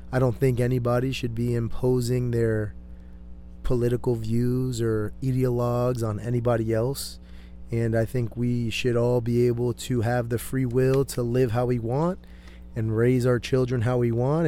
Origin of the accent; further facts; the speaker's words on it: Connecticut, United States; now in Temecula, United States; I'm originally from Connecticut.